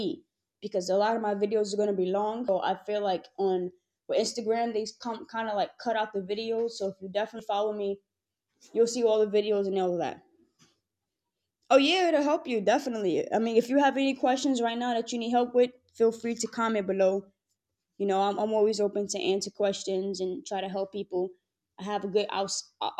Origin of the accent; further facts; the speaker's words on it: New York City, New York, United States; I'm from New York City